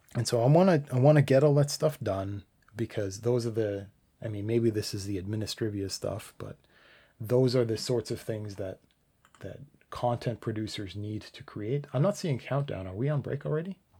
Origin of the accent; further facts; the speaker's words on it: Canada; I'm Canadian